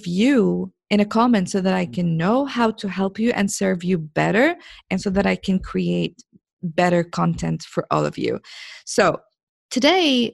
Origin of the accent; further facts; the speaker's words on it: Jordan; now in Saudi Arabia; I am a girl from Jordan in the Middle East. I live in Saudi Arabia